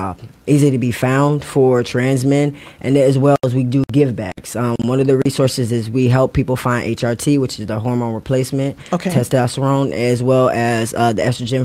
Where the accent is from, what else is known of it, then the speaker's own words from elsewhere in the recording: Virginia, United States; moved away as an adult; also born or lived in Queens, New York; now in Atlanta, United States; I am originally born in New York, but raised in Virginia.